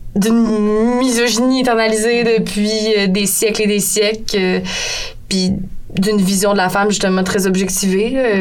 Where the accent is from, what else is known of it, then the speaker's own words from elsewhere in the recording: Saguenay, Quebec, Canada; je viens de Saguenay